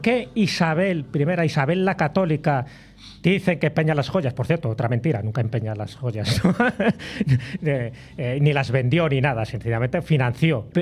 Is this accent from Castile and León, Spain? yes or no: yes; León, Castile and León, Spain; yo soy de León